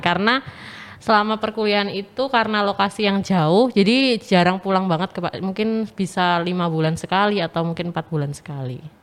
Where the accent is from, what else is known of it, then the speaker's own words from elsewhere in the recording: Pacitan, East Java, Indonesia; moved away as an adult; now in Surabaya, Indonesia; asal aku dari Pacitan, Jawa Timur